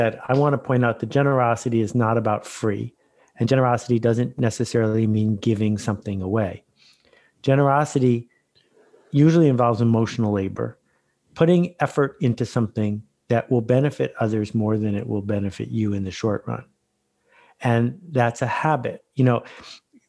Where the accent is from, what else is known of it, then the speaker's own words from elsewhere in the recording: Algonquin Park, Ontario, Canada; I'm from Algonquin Park, so not that far away